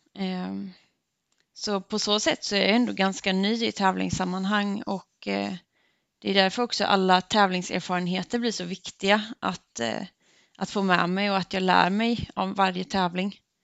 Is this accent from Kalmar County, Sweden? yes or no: no; Örryd, Jönköping County, Sweden; Jag är uppvuxen i en liten by som heter Örryd som ligger ungefär 20 minuter med bil från Gnosjö